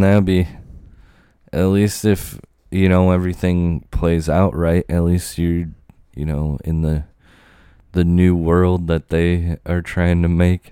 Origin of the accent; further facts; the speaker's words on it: Virginia, United States; I was born in Virginia, too